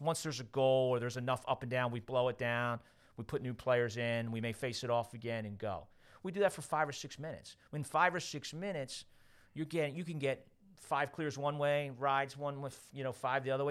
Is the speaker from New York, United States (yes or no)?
yes; Westchester, New York, United States; moved away as an adult; also born or lived in Wayne, Pennsylvania; I grew up in Westchester